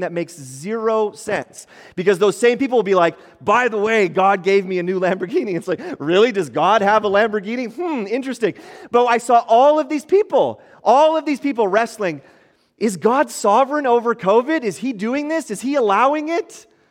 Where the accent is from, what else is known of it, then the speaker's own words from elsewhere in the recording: Ottawa, Ontario, Canada; moved away; I grew up in, in Ottawa. Many of you might know that in Ontario